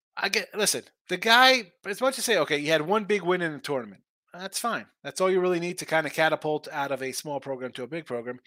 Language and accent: English; New Jersey, United States; I'm from Jersey